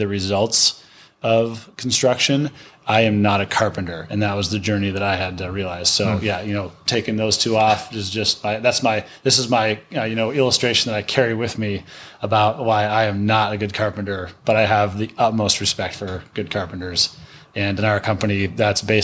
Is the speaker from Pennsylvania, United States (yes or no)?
no; northern Lower Peninsula, Michigan, United States; moved away; also born or lived in Idaho; Grew up in Michigan, in the northern part of the Lower Peninsula.